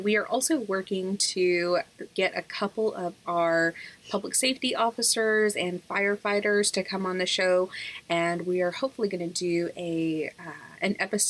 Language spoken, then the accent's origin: English; Texas, United States; But we're all about people coming in and seeing the joy that is being a Texan